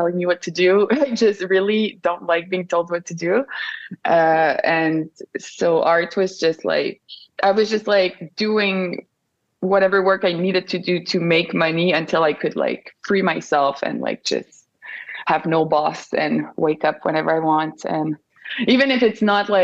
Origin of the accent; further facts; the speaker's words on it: Montreal, Quebec, Canada; accent: French; first language French; English is a second language; I have a French accent because I'm from Montreal, Canada. So my first language is French.